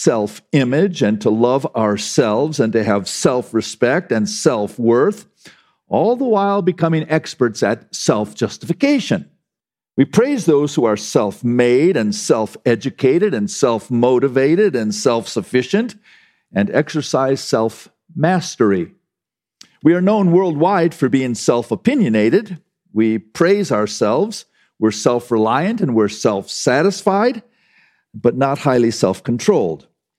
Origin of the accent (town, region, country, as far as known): United States